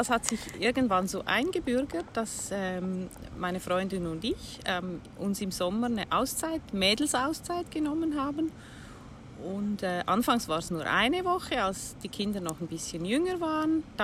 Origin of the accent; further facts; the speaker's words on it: Switzerland; Ich komme aus der Schweiz bin 58 Jahre alt